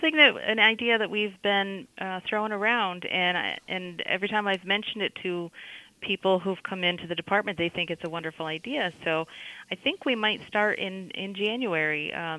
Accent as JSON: {"language": "English", "town": "Canajoharie", "region": "New York", "country": "United States", "tie": "born or raised there", "said": "I grew up in Canajoharie."}